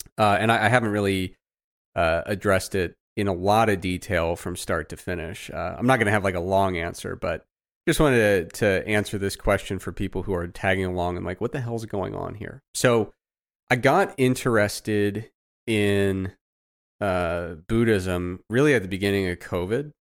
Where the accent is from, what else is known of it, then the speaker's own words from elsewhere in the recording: Midwest, United States; I grew up in the Midwest, man.